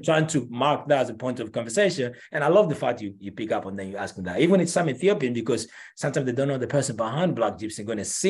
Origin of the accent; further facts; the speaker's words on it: Angola; moved away; also born or lived in Paris, France / New York, United States; I am originally from Angola.